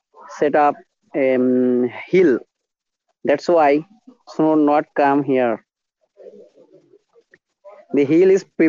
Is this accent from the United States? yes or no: no; Bangladesh; English is a second language; I'm not English man. I just tried to learn it. I'm a Bengali